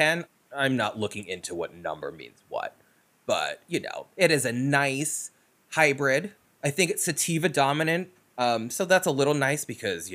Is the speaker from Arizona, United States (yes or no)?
no; Long Island, New York, United States; I grew up on Long Island